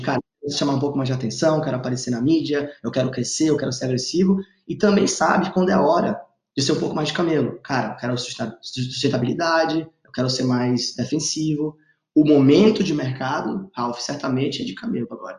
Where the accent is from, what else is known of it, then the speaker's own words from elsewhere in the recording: Manaus, Amazonas, Brazil; moved away; also born or lived in Stanford, California; eu sou amazonense, estava em Manaus